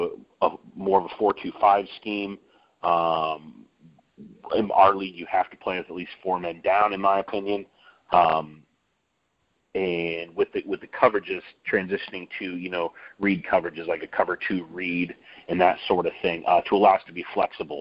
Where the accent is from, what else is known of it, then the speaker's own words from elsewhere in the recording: Midwest, United States; moved away; I'm originally from the Midwest